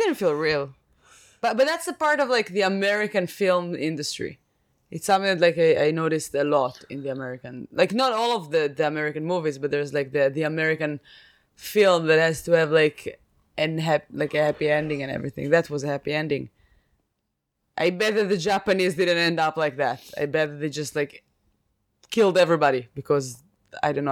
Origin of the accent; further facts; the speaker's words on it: Israel; I'm from Israel